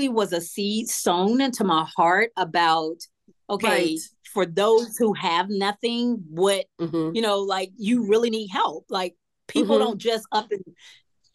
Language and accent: English; Atlanta, Georgia, United States; I grew up here in Atlanta, Southwest Atlanta, in a single parent home with my mother